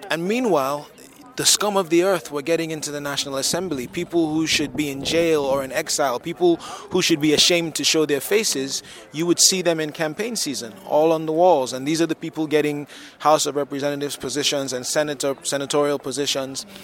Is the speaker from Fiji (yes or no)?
no; Lagos, Nigeria; I am from Lagos, Nigeria.